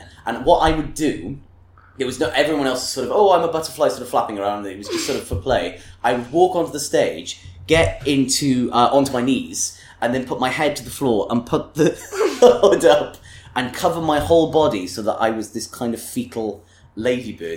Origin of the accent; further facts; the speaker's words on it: Bridgend, Wales, United Kingdom; I did grow up in Wales. So I was born in Bridgend and have lived there for a large majority of my life